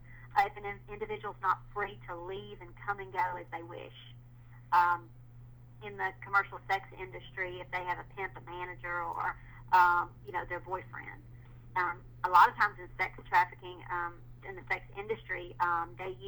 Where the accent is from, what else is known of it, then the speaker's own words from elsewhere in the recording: the South, United States; I'm from the South